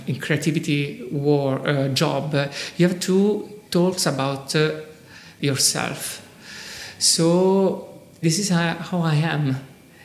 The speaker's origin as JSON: {"language": "English", "town": "Rome", "region": "Lazio", "country": "Italy", "said": "I come from Rome"}